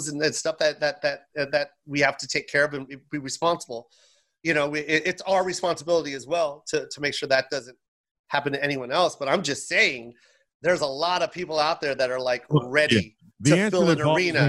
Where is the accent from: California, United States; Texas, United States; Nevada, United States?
Nevada, United States; Las Vegas; I'm from Vegas